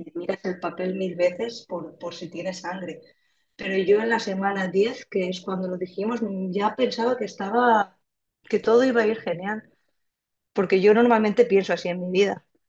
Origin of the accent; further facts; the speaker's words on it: Cheste, Valencian Community, Spain; moved away as an adult; now in Barcelona, Spain; soy de Valencia, de un pueblecito que se llama Cheste